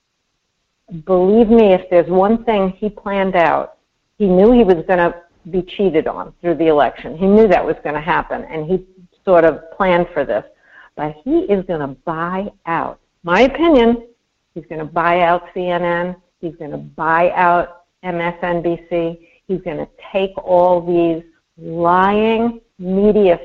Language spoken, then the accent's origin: English; New York, United States; growing up in New York